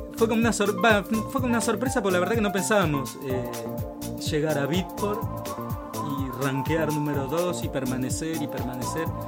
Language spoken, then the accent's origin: Spanish; Maipú, Buenos Aires Province, Argentina; now in Buenos Aires, Argentina; nosotros somos de Maipú, provincia de Buenos Aires, Maipú